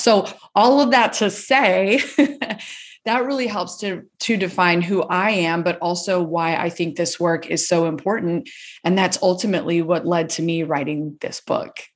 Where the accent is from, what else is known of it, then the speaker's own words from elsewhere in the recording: Gainesville, Florida, United States; I grew up in Gainesville, Florida and where I'm currently living